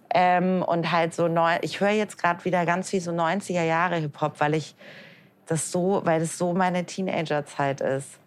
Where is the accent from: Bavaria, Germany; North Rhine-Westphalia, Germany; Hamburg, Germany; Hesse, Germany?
Hamburg, Germany; now in Frankfurt, Germany; Ich komme aus Hamburg